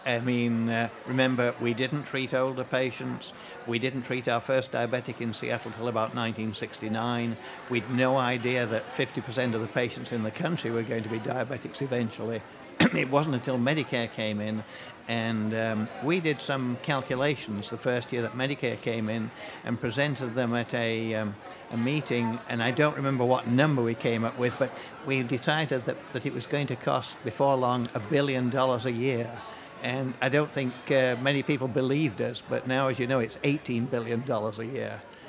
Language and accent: English; England, United Kingdom; I'm from England.